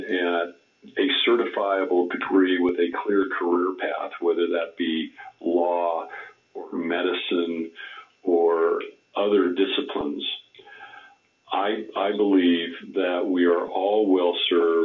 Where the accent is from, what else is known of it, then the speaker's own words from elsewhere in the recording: Southern California, United States; As a young person growing up in Southern California